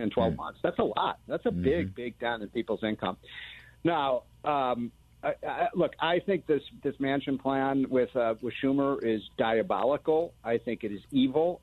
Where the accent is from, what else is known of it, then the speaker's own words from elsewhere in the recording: Chicago, Illinois, United States; I'm from Chicago.